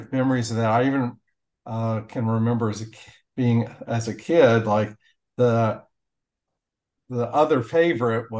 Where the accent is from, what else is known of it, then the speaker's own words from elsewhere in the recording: Harrison County, Indiana, United States; now in Louisville, United States; I grew up in Harrison County, Indiana, near Corydon